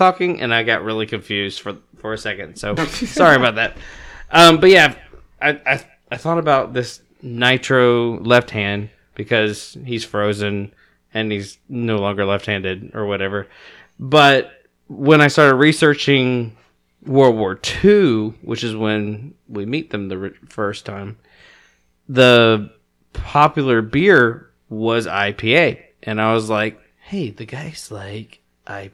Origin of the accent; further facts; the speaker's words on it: New York City, New York, United States; I'm from Brooklyn